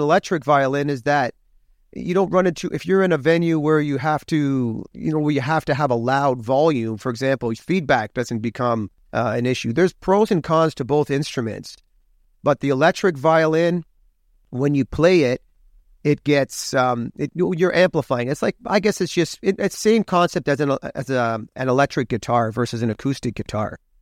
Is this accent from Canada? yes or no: yes; Hamilton, Ontario, Canada; now in Toronto, Canada; I was born in Hamilton, Hamilton, Ontario, home of the Tie Cats, Oskee Wee Wee, Steeltown, and I'm proud of my roots